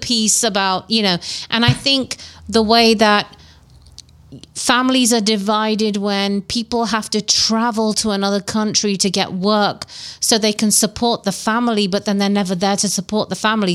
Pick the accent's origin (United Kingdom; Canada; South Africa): United Kingdom; England; nostalgia of growing up in England